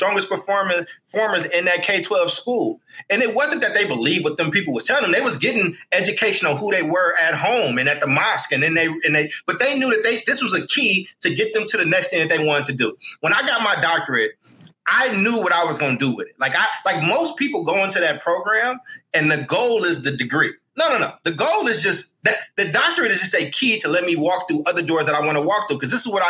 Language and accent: English; Oakland, California, United States; also born or lived in Chicago; I'm from Oakland